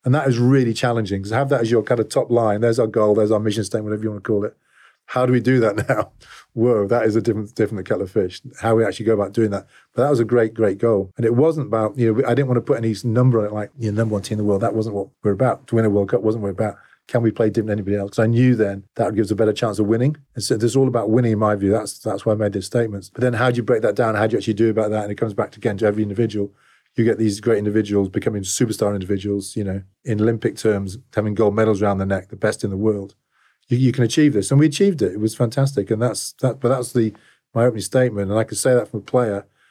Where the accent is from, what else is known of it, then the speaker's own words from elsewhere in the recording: England, United Kingdom; also born or lived in Sydney, Australia; I'm English to a fault